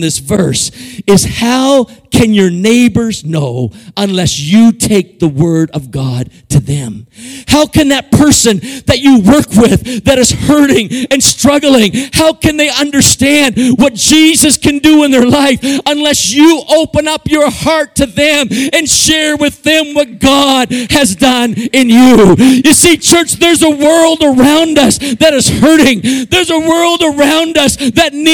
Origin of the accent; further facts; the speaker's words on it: Canada; moved away as an adult; now in Guatemala; I grew up in Canada